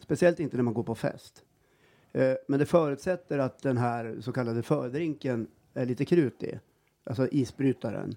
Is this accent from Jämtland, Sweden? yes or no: yes; Jämtland, Sweden; vi är ju från Jämtland, mm. här, sitter i Östersund och spelar in den här podden